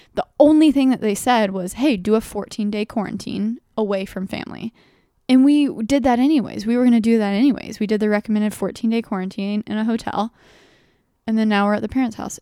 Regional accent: Dallas, Texas, United States; now in New York City, United States; I'm from Dallas, Texas.

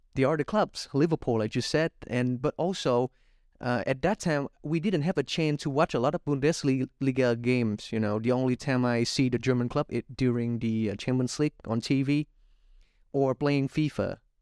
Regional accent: Vietnam; my home country, Vietnam, again, 'cause I'm a Vietnamese guy

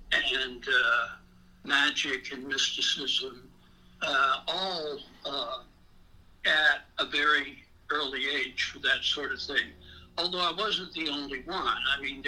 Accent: Augusta, Georgia, United States; accent: swamp-related Augusta accent; I'm originally from Augusta, Georgia, or Augusta, Georgia, because there's a swamp-related accent there that I had to outgrow

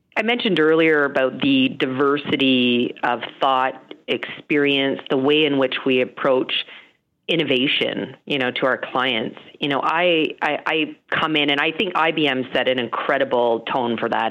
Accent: Calgary, Alberta, Canada; I grew up in Calgary

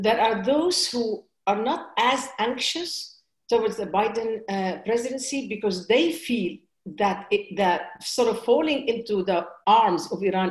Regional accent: Lebanon; moved away; also born or lived in United States; I'm an American and I'm a Lebanese

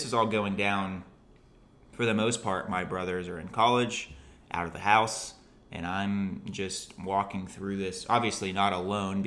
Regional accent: Fort Myers, Florida, United States; I'm from Fort Myers, and I have three older brothers.

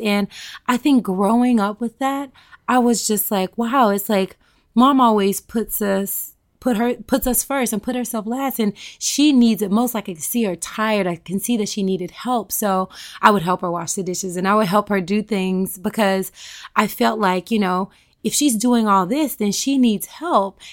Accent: Tennessee, United States; I'm a Southern girl. I'm from Tennessee

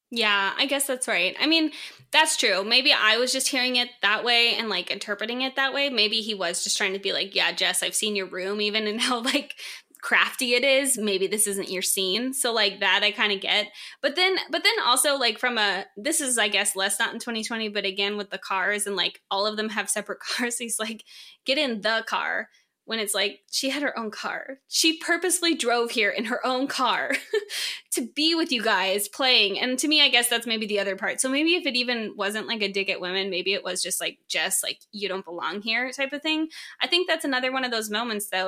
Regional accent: San Diego, California, United States; moved away; I'm originally from San Diego

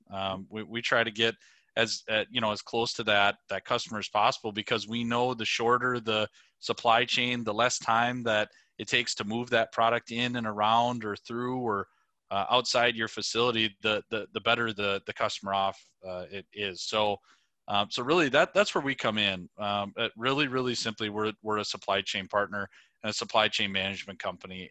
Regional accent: Prairie Lake, Minnesota, United States; moved away as an adult; now in Winona, United States; I'm originally from a, a, a suburb of the Twin Cities, uh, called Prairie Lake, Minnesota

